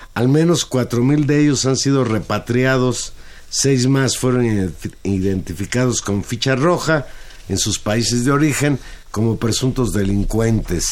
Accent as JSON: {"language": "Spanish", "country": "Mexico", "said": "nosotros como mexicanos"}